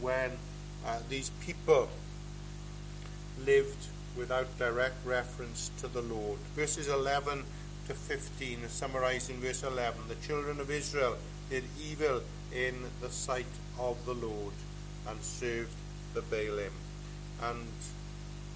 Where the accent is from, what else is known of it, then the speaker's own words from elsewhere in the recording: Pembrokeshire, Wales, United Kingdom; I come from Pembrokeshire, and just outside the town of Pembroke